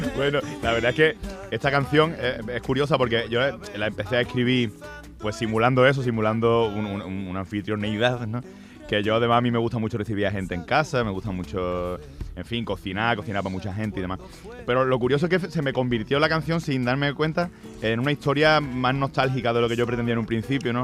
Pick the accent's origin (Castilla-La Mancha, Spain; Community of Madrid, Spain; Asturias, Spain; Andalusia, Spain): Andalusia, Spain; yo soy andaluz